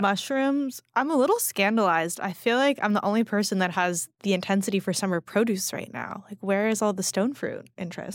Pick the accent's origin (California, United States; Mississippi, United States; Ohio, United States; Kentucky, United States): California, United States; now in New York, United States; I grew up in California eating strawberries